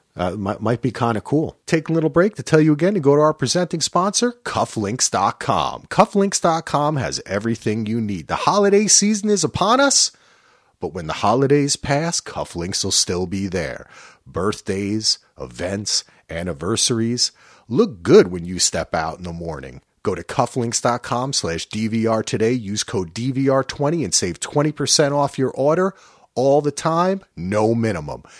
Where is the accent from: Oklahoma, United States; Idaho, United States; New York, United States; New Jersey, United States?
New Jersey, United States; I grew up in Jersey